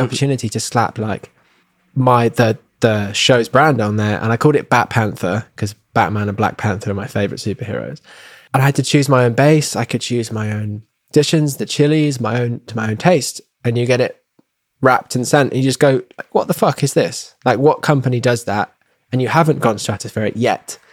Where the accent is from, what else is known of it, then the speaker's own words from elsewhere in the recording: England, United Kingdom; moved away; when I was home in England